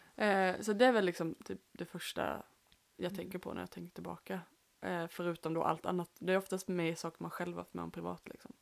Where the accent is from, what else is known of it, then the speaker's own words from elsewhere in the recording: Småland, Sweden; vi är ju här från Småland